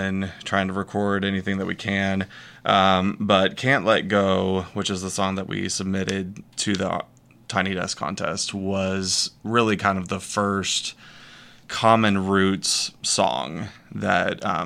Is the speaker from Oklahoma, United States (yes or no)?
no; Northwest Arkansas, United States; also born or lived in Texas; I was born in Texas, but we moved to Arkansas when I was 7